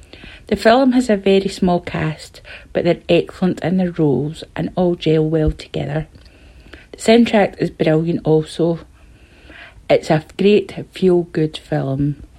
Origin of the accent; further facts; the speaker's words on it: Tain, Scotland, United Kingdom; I'm from Tain in Scotland.